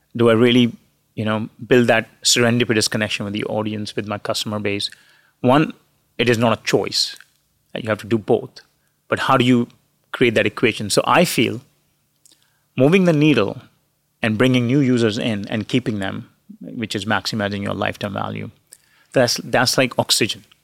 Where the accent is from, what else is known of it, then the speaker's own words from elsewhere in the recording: India; moved away; I grew up in India